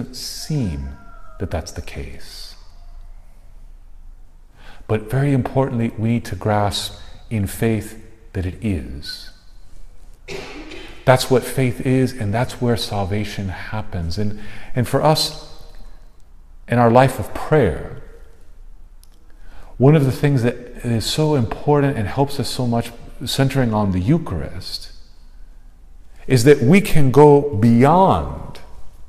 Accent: South Texas, United States; I grew up in South Texas

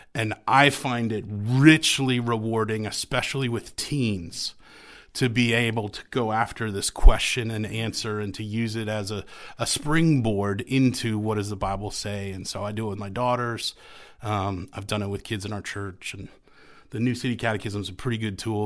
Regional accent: New England, United States; I grew up in the Episcopal Church of New England

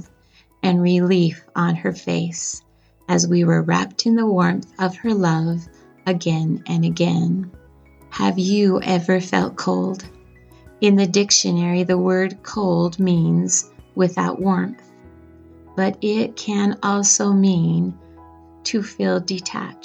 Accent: Bear River City, Utah, United States; When I was a child growing up in Bear River City

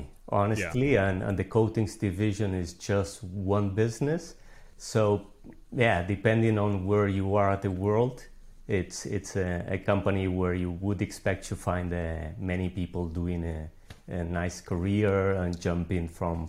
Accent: Brazil; also born or lived in Argentina / Buenos Aires, Argentina; now in Spain; So I'm originally from Argentina. I grew up in Brazil, but then I came back to Argentina to study. And actually, I did my university in Buenos Aires, Argentina.

